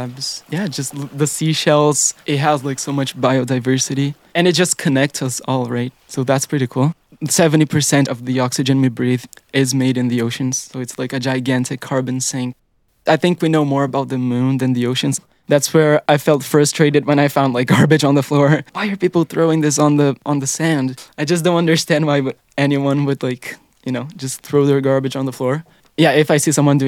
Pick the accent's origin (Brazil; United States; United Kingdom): Brazil; now in Canada; I'm originally from Brazil.